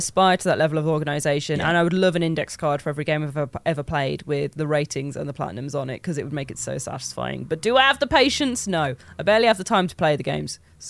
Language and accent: English; Midlands, United Kingdom; I think I was talking about being from the Midlands and that my accent sounded really thick.